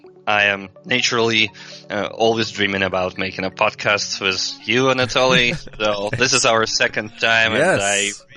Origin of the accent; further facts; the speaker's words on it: Russia; English is a second language; from Russia.